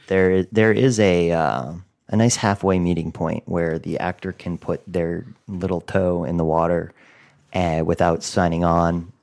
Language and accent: English; outside of Boston, Massachusetts, United States; moved away as an adult; also born or lived in Los Angeles; my hometown outside of Boston